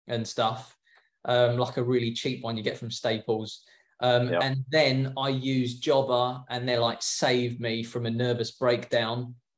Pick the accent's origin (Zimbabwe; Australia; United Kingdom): United Kingdom; England; moved away as an adult; now in California, United States; I was a window cleaner back home. So I'm English